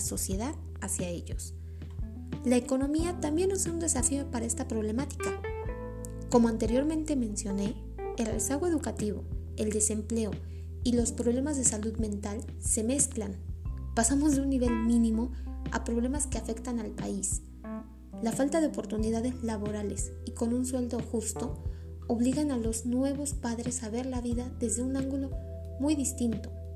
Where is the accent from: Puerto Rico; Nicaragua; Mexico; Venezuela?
Mexico; como sociedad mexicana